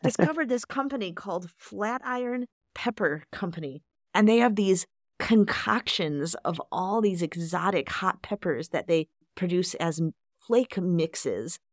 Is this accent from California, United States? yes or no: no; Chicago, Illinois, United States; growing up in Chicago